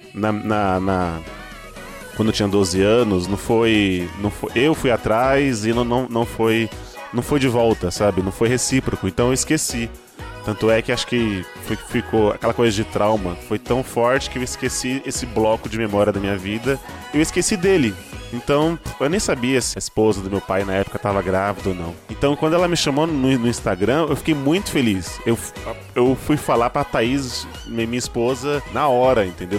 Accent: São Paulo, Brazil; also born or lived in Bahia; eu sou baiano, então com dois anos minha mãe me trouxe pra cá, pra São Paulo.

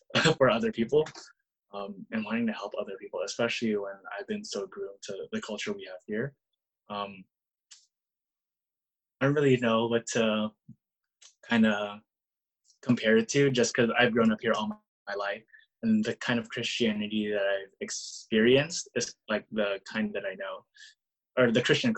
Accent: Bay Area, California, United States; growing up in the Bay Area and just really seeing the kind of culture we have here.

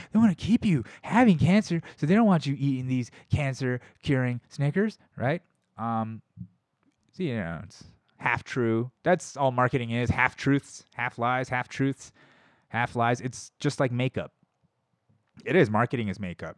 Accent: United States; I'm American. That's how you know I'm American.

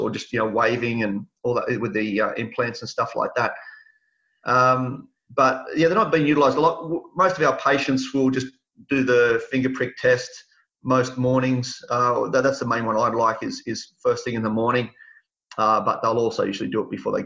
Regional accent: Sydney, New South Wales, Australia; also born or lived in Tamworth, New South Wales; I spent the first 10 years of my life in Mount Druitt

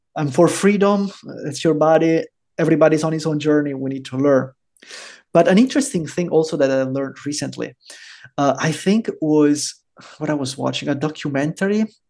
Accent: Rome, Lazio, Italy; moved away as an adult; also born or lived in Germany / Norway / Florida, United States / Portugal; now in El Salvador; i was born and raised in rome

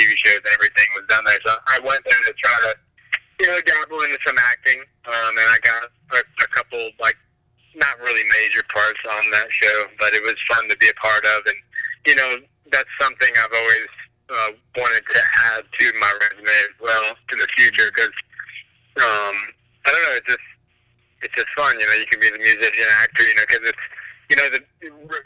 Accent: Jacksonville, Florida, United States; also born or lived in Atlanta, Georgia; I'm from Jacksonville, but I was just living in Atlanta for a while.

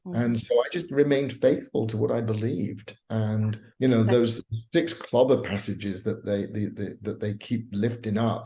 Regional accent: Bournemouth, South West England, United Kingdom; moved away as an adult; also born or lived in Los Angeles, United States; now in United States; my hometown in Bournemouth, England

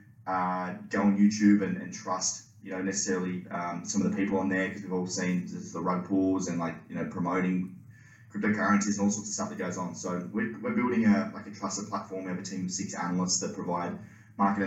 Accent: Tasmania, Australia; I'm from Tasmania originally, currently down here

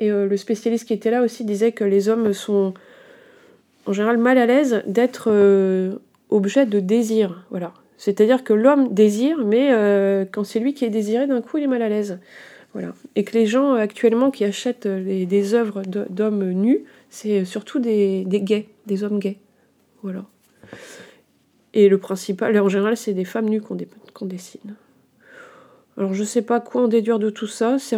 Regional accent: Brittany, France; also born or lived in Bourgogne-Franche-Comté; Alors en tant que bretonne, euh, mi-bretonne, mi-franc-comtoise, je me sens pas très euh, habilitée à parler de ça.

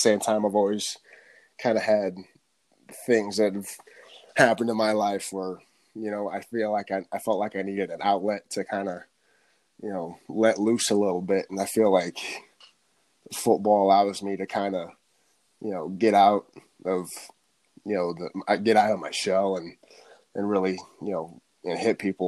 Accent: Bellevue, Nebraska, United States; moved away; Yep, born and raised in Nebraska

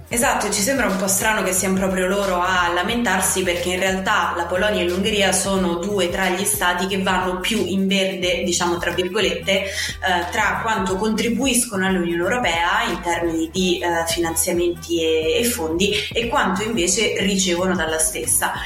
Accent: Southern Italy, Italy; io da Terrona Fiera

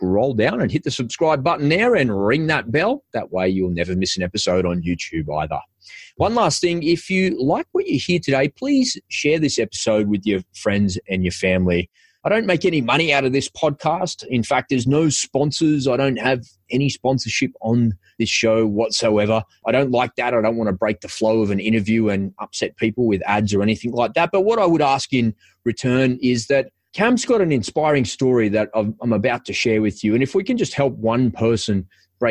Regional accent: Sydney, New South Wales, Australia; As a kid, I grew up here in Sydney playing NRL

